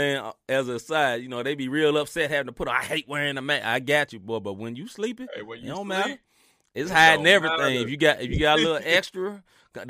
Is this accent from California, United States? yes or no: no; Memphis, Tennessee, United States; moved away; I'm from Memphis, Tennessee.